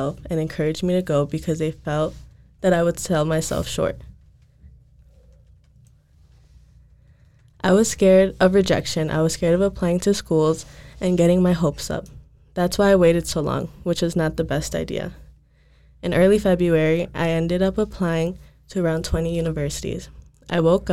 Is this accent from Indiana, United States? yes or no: no; Wisconsin, United States; moved away as an adult; now in Minnesota, United States; I was born and raised in Wisconsin and never been away from home before